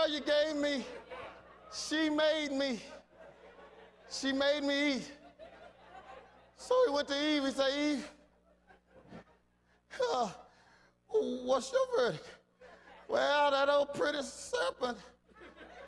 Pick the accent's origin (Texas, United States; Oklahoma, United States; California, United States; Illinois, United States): Texas, United States; Fort Worth; I'm from Fort Worth, Texas